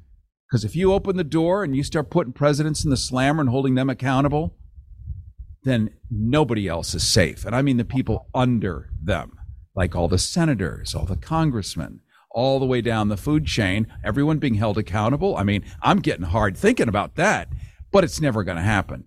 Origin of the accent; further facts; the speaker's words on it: Illinois, United States; moved away; I'm from Illinois originally